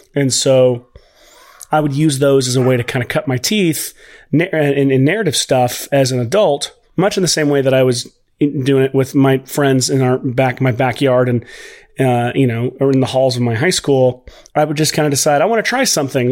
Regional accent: Nashville, Tennessee, United States; also born or lived in Los Angeles / Waco, Texas; I'm from Nashville, Tennessee. Uh, I am here currently.

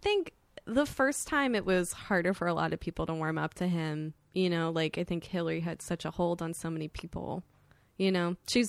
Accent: Florida, United States; I grew up in Florida, so I was really used to seeing people with guns all the time.

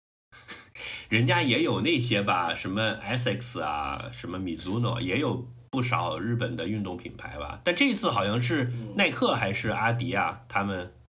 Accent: Guangdong, China; 我作为一个嗯。广东人的骄傲

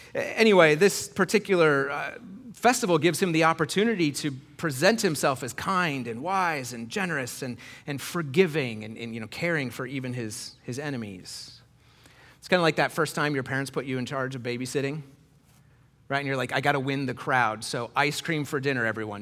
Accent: Iowa, United States; I grew up in Iowa in the nineties.

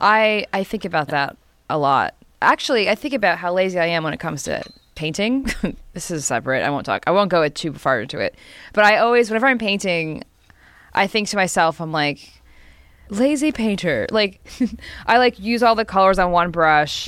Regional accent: New Jersey, United States; I'm from New Jersey.

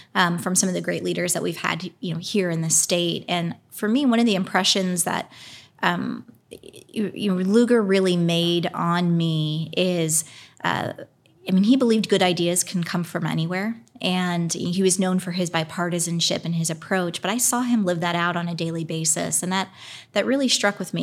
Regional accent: Pennsylvania, United States; now in Indianapolis, United States; I grew up primarily in Pennsylvania. I was born in Indianapolis

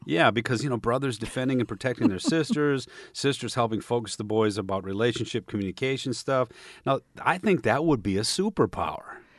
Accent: Michigan, United States; growing up in Michigan

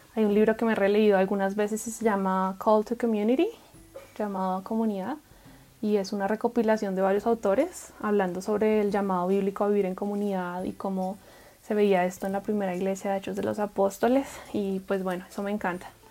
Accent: Bogotá, Colombia; moved away as an adult; also born or lived in Guatemala / Atlanta, Georgia, United States / Guadalajara, Mexico; nací en la metrópolis de Bogotá, Colombia, y crecí en una comunidad de hermanos menonitas

